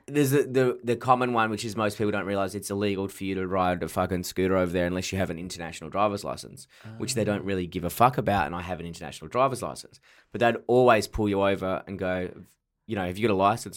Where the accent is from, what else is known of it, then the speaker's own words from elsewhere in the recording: Perth, Western Australia, Australia; now in Melbourne, Australia; I'm from Perth, and then when I first moved to Melbourne